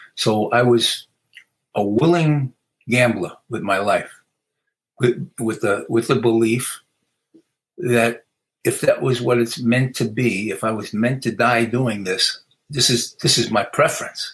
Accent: New York City, New York, United States; moved away; growing up in the Bronx

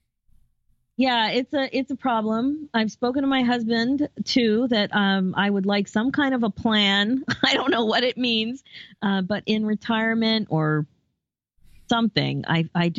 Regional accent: Philadelphia, Pennsylvania, United States; now in Toronto, Canada; I'm originally from the Philadelphia area

